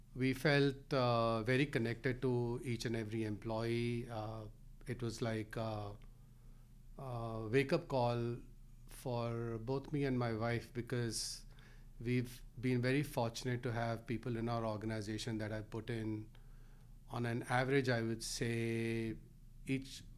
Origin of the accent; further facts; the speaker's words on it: Delhi, India; now in Rhode Island, United States; I grew up in Delhi, India